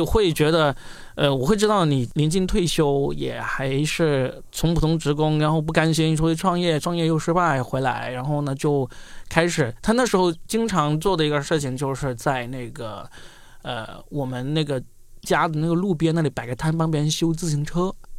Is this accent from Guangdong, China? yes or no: yes; Guangdong, China; moved away; 看看我们这个广东最穷的地方，看看这个要是读不好书就没有出路的地方